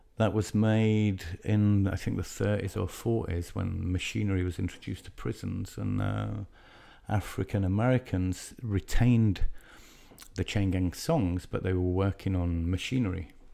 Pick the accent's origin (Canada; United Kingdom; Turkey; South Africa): United Kingdom; Leeds, Yorkshire and the Humber; I'm from Leeds in the north of England